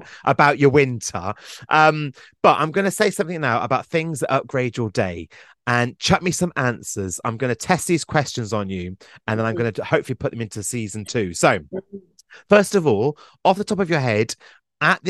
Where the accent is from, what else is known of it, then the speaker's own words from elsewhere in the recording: Glastonbury, South West England, United Kingdom; I'm from Glastonbury.